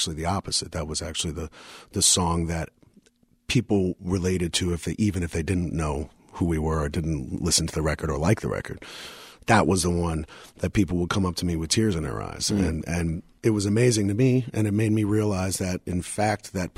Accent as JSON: {"language": "English", "town": "New York City", "region": "New York", "country": "United States", "tie": "born or raised there", "said": "I grew up in moved to Brooklyn when I was six"}